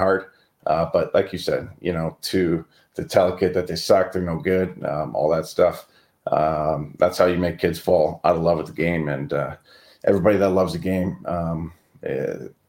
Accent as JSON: {"language": "English", "town": "Cleveland", "region": "Ohio", "country": "United States", "said": "being from Cleveland, Ohio."}